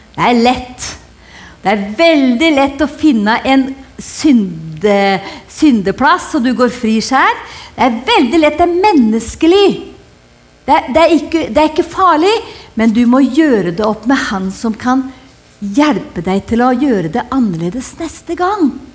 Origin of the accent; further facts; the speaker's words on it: Hedmarken, Innlandet, Norway; jeg kommer fra Hedmarken, og vi har lært oss å kjenne lusa på ganga